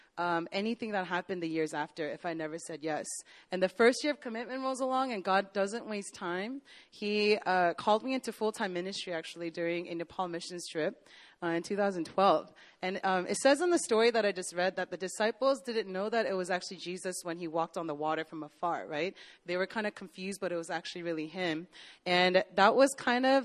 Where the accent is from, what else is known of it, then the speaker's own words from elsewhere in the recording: Northern Virginia, United States; moved away as an adult; also born or lived in Korea; growing up in Virginia, and I know JP knows this, but Northern Virginia